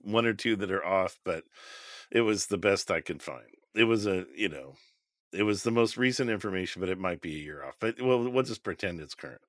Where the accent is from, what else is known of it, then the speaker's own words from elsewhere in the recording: United States; we're American